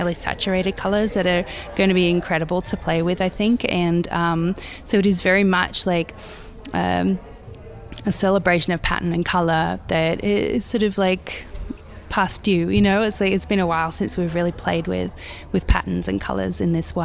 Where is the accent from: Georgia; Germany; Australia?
Australia; things I grew up around in Australia, be it 70s wallpapers, just sort of the imagery of where I grew up